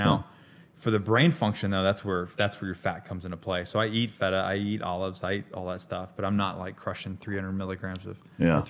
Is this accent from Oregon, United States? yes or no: no; Panama City, Florida, United States; also born or lived in Hollywood, Florida; I was born in South Florida in Hollywood, Broward County. And then that's when the show started.